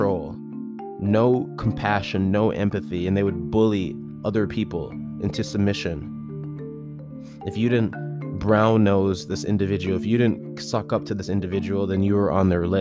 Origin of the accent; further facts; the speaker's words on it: United States; I was born and raised in America